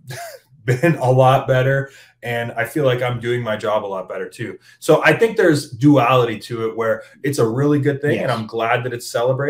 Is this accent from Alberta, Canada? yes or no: no; Hamilton, Ontario, Canada; I'm from Hamilton.